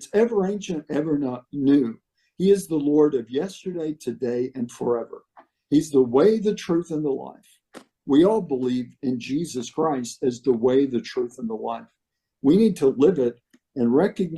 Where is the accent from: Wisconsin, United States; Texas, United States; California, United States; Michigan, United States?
Texas, United States; Atlanta; Here in East Texas, near a town called Texarkana. The little town was Atlanta, Texas.